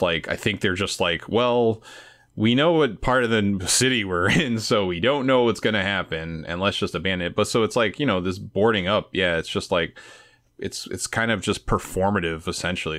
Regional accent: New York City, New York, United States; I'm from the East Village, so I'm from, like, very poor part of Manhattan

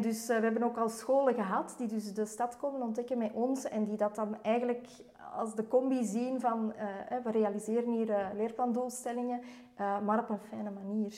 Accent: Antwerp, Flanders, Belgium; moved away as an adult; now in Mechelen, Belgium; ik ben eigenlijk oorspronkelijk van Antwerpen.

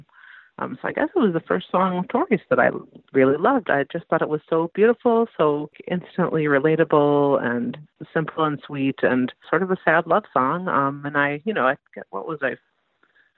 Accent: Minneapolis, Minnesota, United States; my hometown of Minneapolis

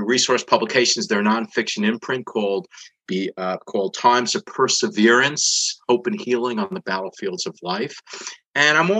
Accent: New York City, New York, United States; now in Dallas, United States; since I grew up in the Northeast, in the New York City area

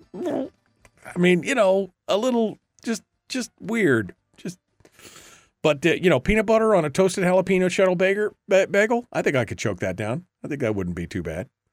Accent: Alaska, United States; I was born and raised in Alaska

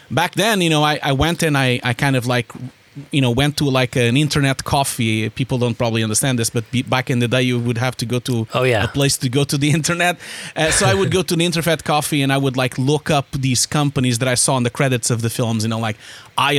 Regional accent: Porto, Norte, Portugal; moved away as an adult; also born or lived in Lisbon, Portugal; I'm Portuguese originally. I was born in Porto and I lived in Lisbon for a long time

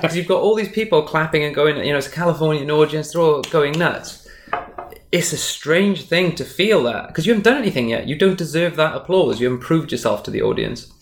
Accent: Wales, United Kingdom; Wales, which is where I'm from. I'm from Wales in the UK.

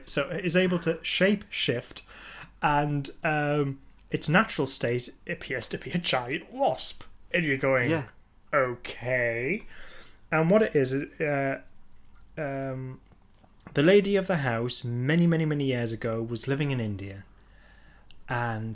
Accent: England, United Kingdom; being English

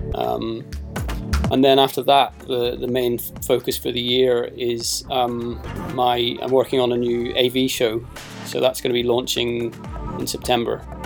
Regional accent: Belfast, Northern Ireland, United Kingdom; now in London, United Kingdom; I was born in Belfast

